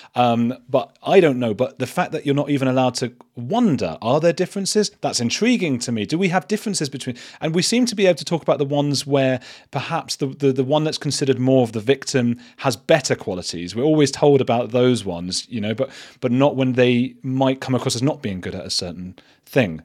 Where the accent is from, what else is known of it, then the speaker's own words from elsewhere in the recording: Watford, East of England, United Kingdom; also born or lived in Bristol; I'm from Watford